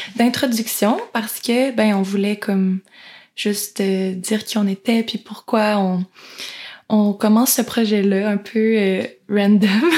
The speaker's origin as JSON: {"language": "French", "region": "Quebec", "country": "Canada", "said": "on est québécoise"}